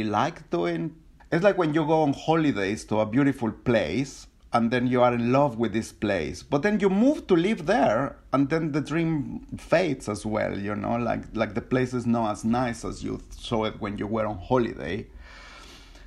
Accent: Mexico City, Mexico; moved away as an adult; now in London, United Kingdom; I was born in Mexico City, one of the biggest, noisiest, polluted cities

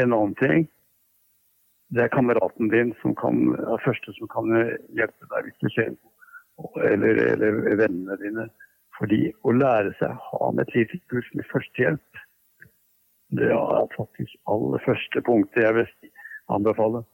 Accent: Bærum, Akershus, Norway; i Bærum, der jeg vokste opp

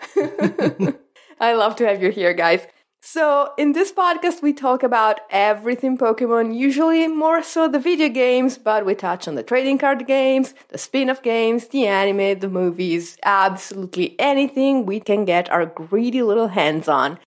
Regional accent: Italy; I am contractually obligated as an Italian

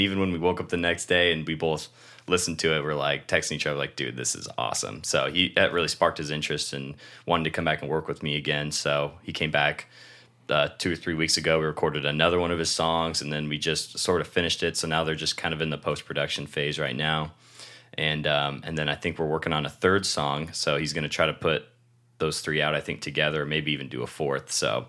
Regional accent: Shelton, Washington, United States; now in San Diego, United States; And I'm originally from Shelton, Washington, and came down here for college for kind of a fresh start.

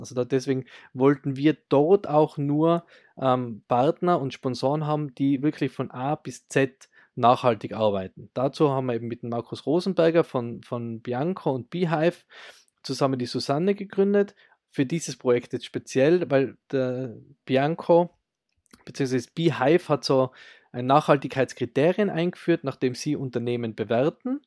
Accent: Austria; bei uns in Österreich

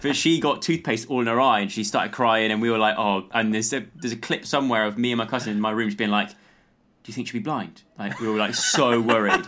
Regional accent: Lacock, South West England, United Kingdom; growing up in the countryside, I grew up in, um, in Wiltshire

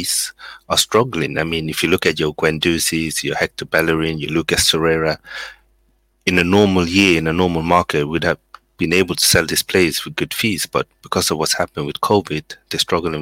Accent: Sweden; now in Coventry, United Kingdom; I was actually born in Sweden

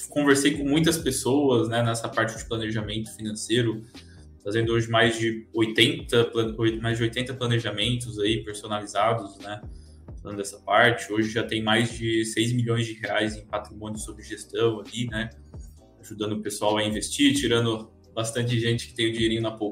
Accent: Presidente Prudente, São Paulo, Brazil; É, eu sou nascido e criado em Presidente Prudente, não sei se pessoal aí conhece, né?

